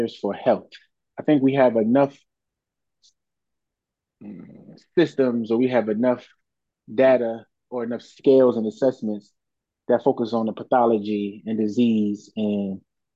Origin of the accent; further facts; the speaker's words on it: Philadelphia, Pennsylvania, United States; I am born and raised in Philadelphia, Southwest